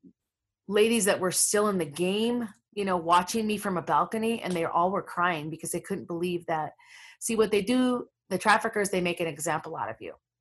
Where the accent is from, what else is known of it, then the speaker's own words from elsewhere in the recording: Minneapolis, Minnesota, United States; I'm from Minneapolis, where all the crazy stuff's going on right now. That neighborhood actually was with the neighborhood I grew up